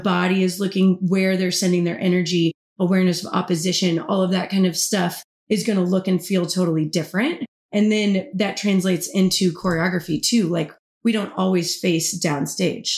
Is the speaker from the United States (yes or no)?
yes; Kansas, United States; moved away as an adult; also born or lived in Oklahoma City, United States; now in Tampa, United States; I'm originally from Kansas, the Midwest, all the way